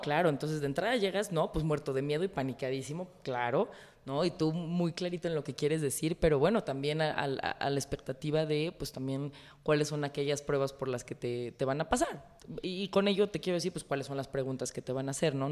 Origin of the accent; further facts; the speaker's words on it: Mexico; yo como priista, como mujer, como mexicana